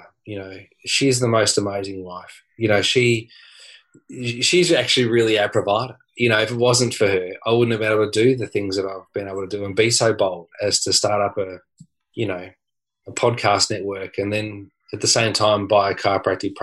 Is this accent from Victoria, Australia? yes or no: yes; Dandenong, Victoria, Australia; I grew up in Dandenong